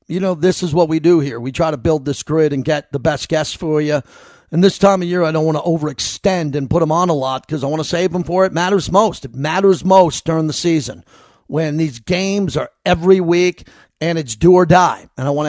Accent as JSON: {"language": "English", "region": "New York", "country": "United States", "moved": "yes", "lives_now": "Las Vegas, United States", "said": "It's the best pizza I ever had, and I'm from New York."}